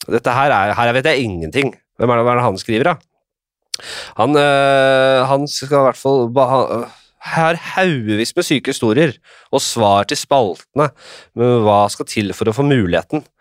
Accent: Drammen, Buskerud, Norway; Jeg er fra Drammen

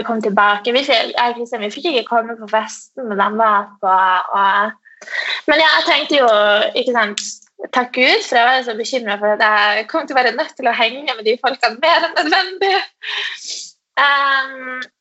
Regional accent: Tromsø, Troms, Norway; jeg kommer fra Tromsø, uh, som er en liten by oppe i nord

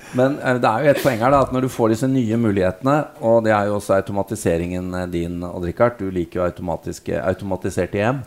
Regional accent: Norway; vi er her fra Norge

